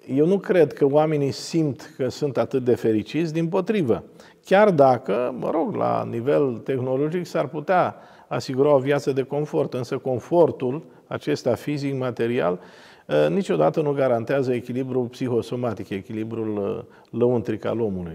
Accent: Romania; Din România

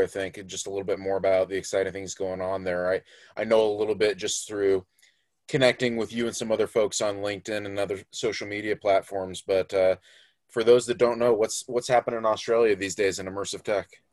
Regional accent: Florida, United States; I grew up in Florida, where we of course have lots of alligators

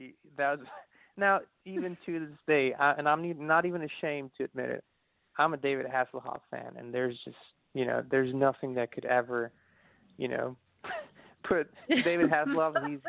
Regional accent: Austria; now in Tennessee, United States; Well, as you said, it is a beautiful country. It's, you know, Central Europe in the middle of the Alps. So we have the mountains. We have a million lakes.

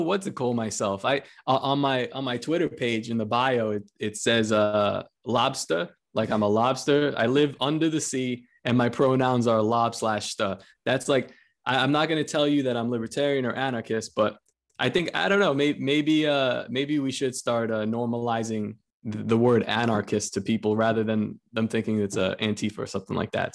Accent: New York City, New York, United States; I'm from Coney Island, Brooklyn, and uh, I'm Spanish

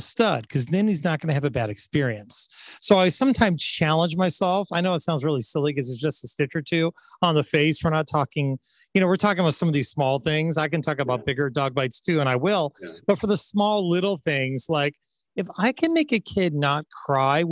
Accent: Orange County, California, United States; I grew up in Orange County

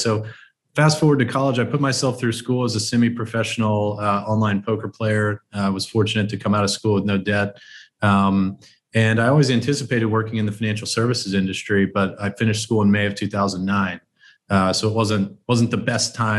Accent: South Texas, United States; I grew up in South Texas.

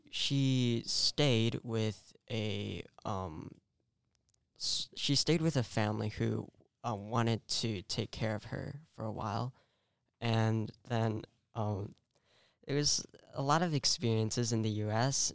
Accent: California, United States; I was born in California

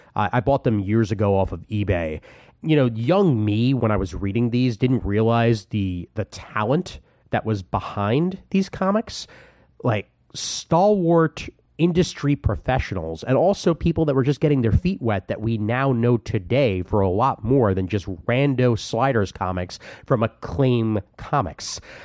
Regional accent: Brooklyn, New York, United States; my hometown of Brooklyn, New York

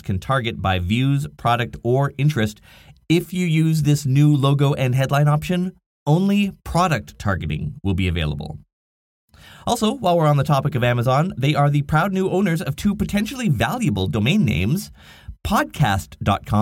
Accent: Nanaimo, British Columbia, Canada; my hometown called the Nanaimo Chronicles

